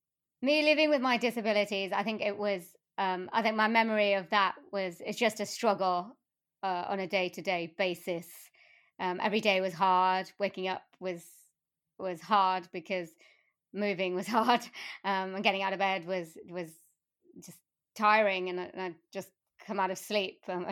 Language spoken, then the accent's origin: English; Wales, United Kingdom; I mean, I was born in South Wales, and my family are from India.